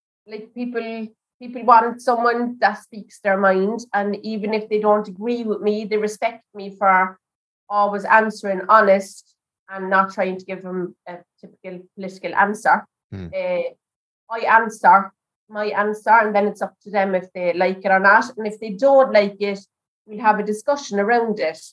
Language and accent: English; Alvesta, Kronoberg County, Sweden; the area where I grew up in Alvesta